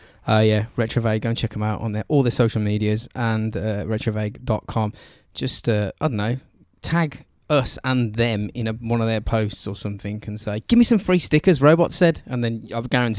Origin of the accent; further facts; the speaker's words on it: England, United Kingdom; We're English